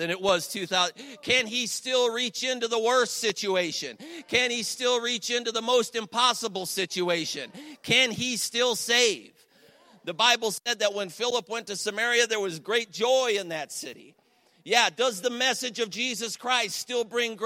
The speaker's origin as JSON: {"language": "English", "town": "Cleveland", "region": "Ohio", "country": "United States", "lives_now": "Ashtabula, United States"}